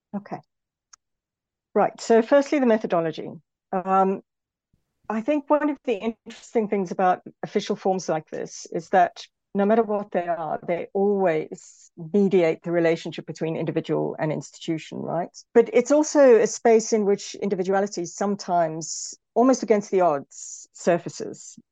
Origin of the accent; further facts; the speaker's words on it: South Africa; moved away; also born or lived in United Kingdom; as a South African, um, for example, I'm often thought, especially in Britain, the way I talk is often sometimes assumed to be aggressive, when in actual fact, from a South African perspective, it's not